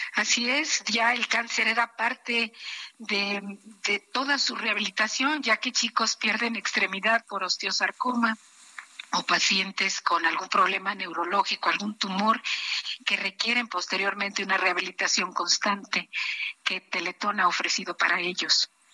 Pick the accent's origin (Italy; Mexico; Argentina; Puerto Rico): Mexico; como mexicana, como persona, como mujer, como médico